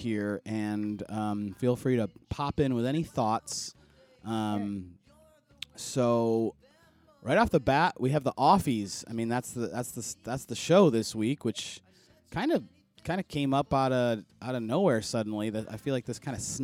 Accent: Buffalo, New York, United States; moved away; I'm originally from Buffalo, so spent a lot of time in Ontario myself

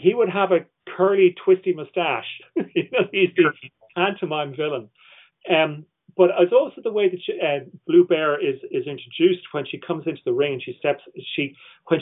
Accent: Ireland; I'm Irish

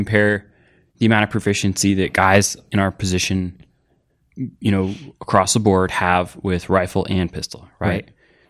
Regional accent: Los Angeles, California, United States; So I grew up in LA. Mm-hmm. I'm literally from Los Angeles. My mom's from LA. My dad's from LA.

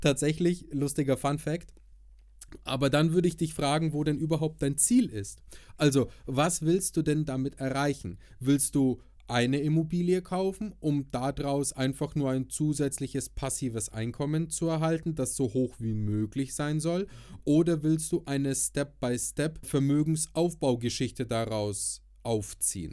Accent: Nuremberg, Bavaria, Germany; bei uns in Nürnberg

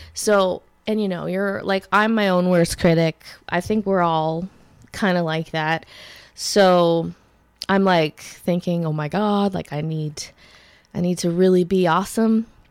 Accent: Ottawa Valley, Canada; I'm from the Ottawa Valley

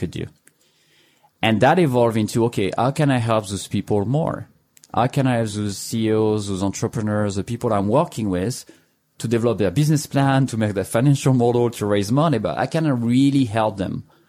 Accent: France; English is a second language; moved away as an adult; now in United States; As you can hear, I'm not from here. I'm from France. And so I arrived here now 10, 11 years ago

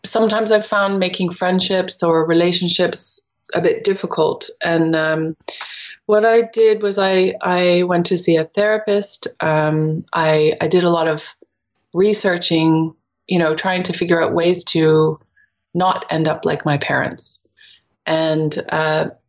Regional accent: near Toronto, Ontario, Canada; moved away as an adult; also born or lived in England; now in Netherlands; when I was growing up in Canada, near Toronto

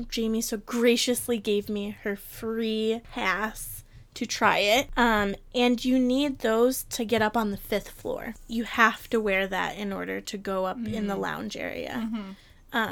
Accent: Detroit, Michigan, United States; moved away; I am from Detroit

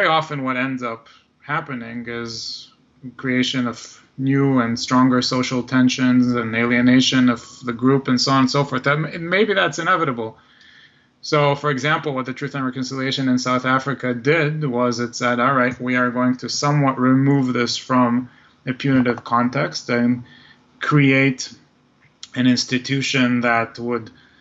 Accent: Israel; moved away; I'm originally from Israel

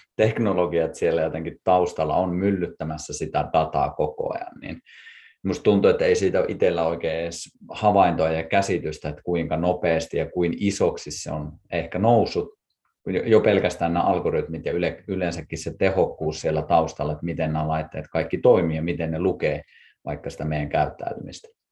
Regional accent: Kuusamo, North Ostrobothnia, Finland; me molemmat ollaan Kuusamosta alun perin lähtöisiä

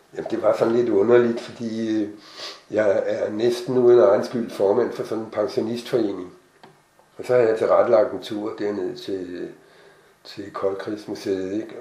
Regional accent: Hvidovre, Capital Region of Denmark, Denmark; Jeg er fra Hvidovre

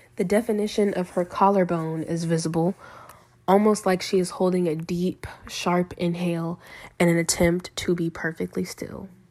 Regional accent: Lynchburg, Virginia, United States; also born or lived in Rustburg, Virginia; I am from Lynchburg, Virginia, and have lived in both Lynchburg and Rustburg, which are both small cities in Virginia. I attended Rustburg Elementary School, Rustburg Middle School, and I graduated from Rustburg High School

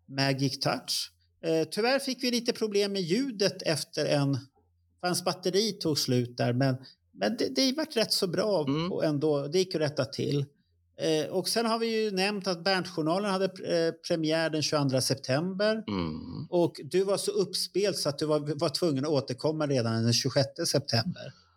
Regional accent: Stockholm, Stockholm County, Sweden; jag är uppväxt i Tensta och gick i Hjulsta

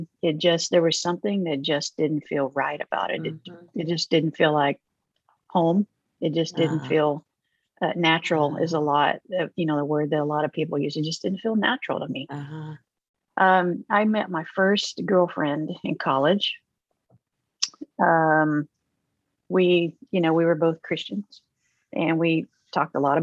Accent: Oklahoma, United States; I grew up in Oklahoma

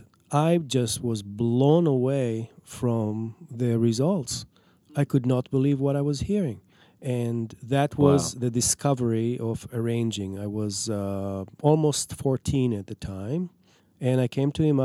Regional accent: Israel; now in Minneapolis, United States; I'm from Israel.

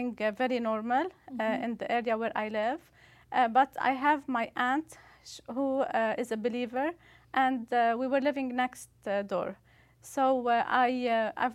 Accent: Beirut, Beirut Governorate, Lebanon; moved away as an adult; now in Canada; So I'm originally from Lebanon, mm-hmm. Beirut, Lebanon. I grew up in a Catholic church

